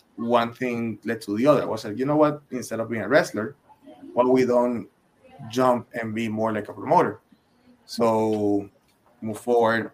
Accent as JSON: {"language": "English", "country": "Puerto Rico", "tie": "born or raised there", "moved": "as an adult", "said": "I'm originally from Puerto Rico"}